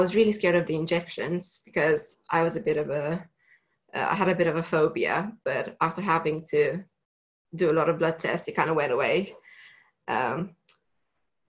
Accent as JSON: {"language": "English", "country": "Romania", "moved": "as an adult", "said": "I'm originally from Romania"}